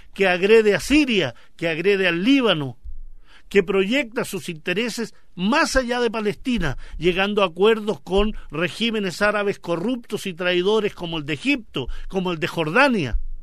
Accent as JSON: {"language": "Spanish", "country": "Chile", "said": "como chilenos"}